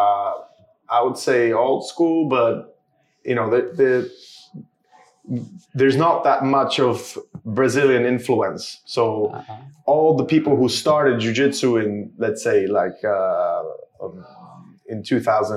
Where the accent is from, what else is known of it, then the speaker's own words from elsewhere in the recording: Szczecin, West Pomeranian Voivodeship, Poland; now in United Kingdom; I'm from Poland. I started jiu-jitsu in my hometown, Szczecin